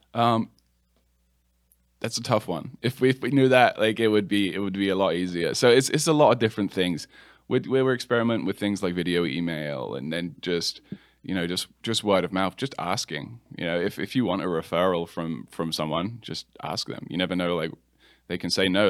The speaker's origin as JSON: {"language": "English", "region": "England", "country": "United Kingdom", "moved": "as an adult", "lives_now": "Charlotte, United States", "said": "I'm from England originally. Uh, I've been here for about 10 years now, though."}